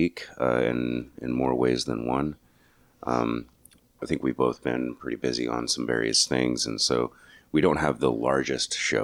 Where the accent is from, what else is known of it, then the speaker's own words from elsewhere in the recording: New Mexico, United States; moved away; why did I leave New Mexico?